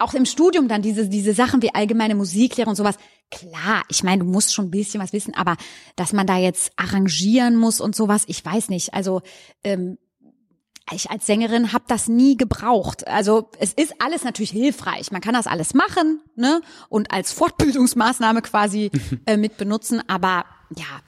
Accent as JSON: {"language": "German", "town": "Goch", "region": "North Rhine-Westphalia", "country": "Germany", "tie": "born or raised there", "also_born_or_lived": "Hagen", "moved": "yes", "lives_now": "Cologne, Germany", "said": "Ja, also ich komme vom Niederrhein. Ich bin auf dem sehr flachen Land aufgewachsen, an der holländischen Grenze in Goch"}